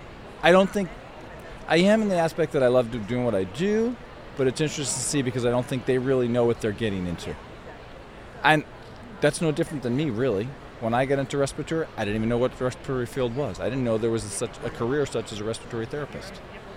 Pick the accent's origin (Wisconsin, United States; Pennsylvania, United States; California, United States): California, United States; Los Angeles; Los Angeles, California.